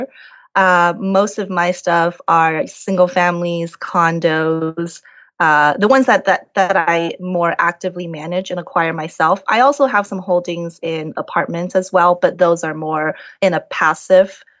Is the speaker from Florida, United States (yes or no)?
no; Las Vegas, Nevada, United States; moved away; I'm from Las Vegas originally